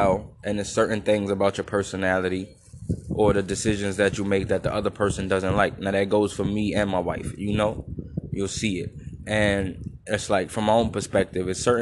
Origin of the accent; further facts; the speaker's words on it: New York City, New York, United States; I'm from Brooklyn